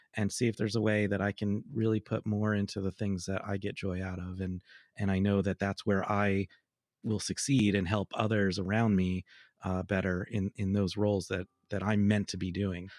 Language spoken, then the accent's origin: English; New York, United States; moved away; I grew up in New York